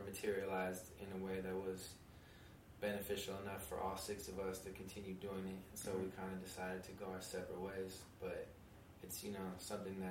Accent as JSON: {"language": "English", "town": "San Francisco", "region": "California", "country": "United States", "tie": "born or raised there", "also_born_or_lived": "Bay Area suburbs", "said": "I grew up in San Francisco"}